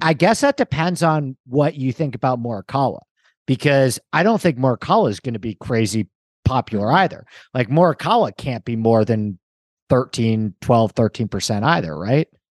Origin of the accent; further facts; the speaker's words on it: New York, United States; I grew up in New York